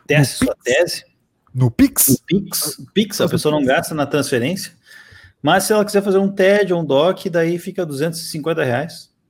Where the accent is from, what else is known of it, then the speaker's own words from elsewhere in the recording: São Paulo, Brazil; Eu morei em casa quando eu era moleque, em São Paulo, meus, com meus pais, e eu não lembro de nada.